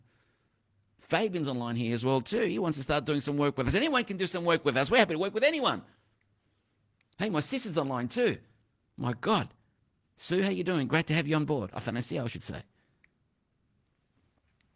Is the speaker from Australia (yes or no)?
no; Delhi, India; I was younger. I'm growing up in Delhi